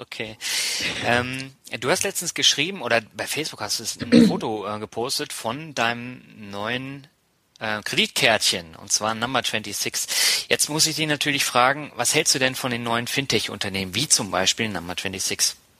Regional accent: Berlin, Germany; moved away as an adult; also born or lived in Tübingen / Mannheim / Hamburg; now in Lübeck, Germany; ich bin ja gebürtiger Lübecker, in Berlin aufgewachsen, habe in Tübingen studiert, in Mannheim gewohnt, in Hamburg gewohnt, aber ich bin jetzt wieder in Lübeck

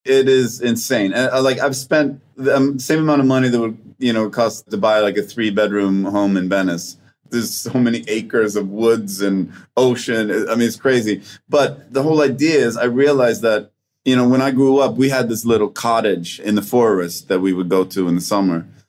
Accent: Sweden; English is a second language; moved away; also born or lived in Vancouver; in the spring in Sweden and in Scandinavia in general, there's a physiological thing that happens to us

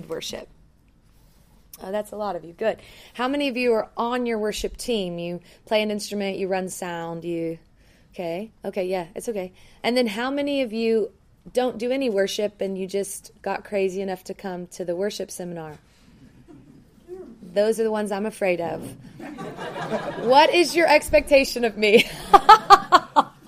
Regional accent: Memphis, Tennessee, United States; now in Denver, United States; I'm from Denver, Colorado. I'm not from there. I was born in Memphis, Tennessee

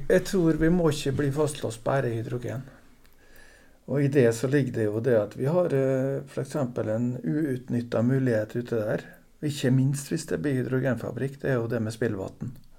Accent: Torvikbukt, Møre og Romsdal, Norway; moved away as an adult; now in Aukra, Norway; jeg er jo nordmøring, opprinnelig fra Torvik bukt. Og vokste opp

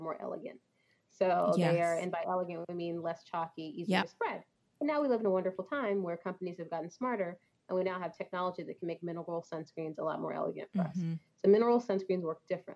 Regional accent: Texas, United States; moved away; I'm originally from Texas

